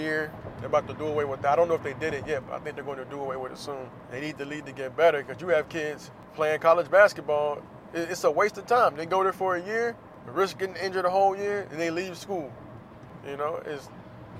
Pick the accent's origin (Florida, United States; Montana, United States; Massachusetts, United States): Florida, United States; I'm from Florida